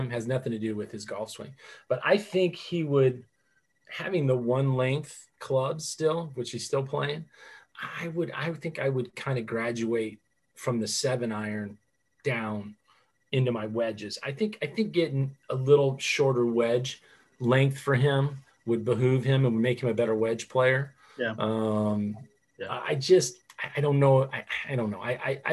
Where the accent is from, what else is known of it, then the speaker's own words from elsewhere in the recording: Fort Wayne, Indiana, United States; I grew up in Oak Farm. I'm a Northeast kid. I'm a Jefferson Patriot and Northrop Bruin and St. Joe Central Elementary School.